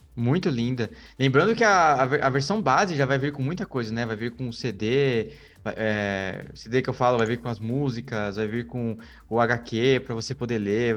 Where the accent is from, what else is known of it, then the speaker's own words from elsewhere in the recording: Brazil; eu sou como um bom brasileiro